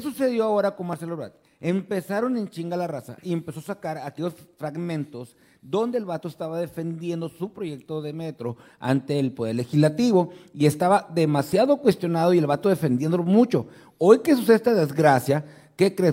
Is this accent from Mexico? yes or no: yes; Ciudad Obregón, Sonora, Mexico; la ciudad de Obregón, Sonora, mi tierra querida de amor